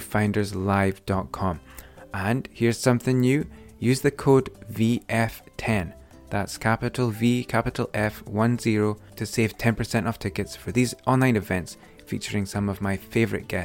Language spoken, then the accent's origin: English; Aberdeen, Scotland, United Kingdom; a boy from Aberdeen